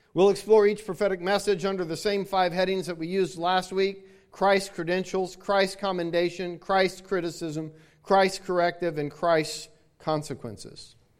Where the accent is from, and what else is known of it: Hawaii, United States; born or raised there; now in Florida, United States